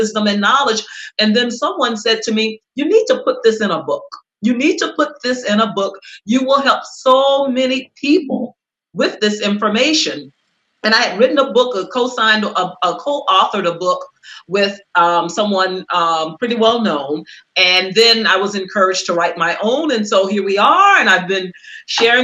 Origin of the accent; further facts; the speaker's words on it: Cleveland, Mississippi, United States; now in Los Angeles, United States; I was born and raised in Mississippi to sharecroppers and to cooks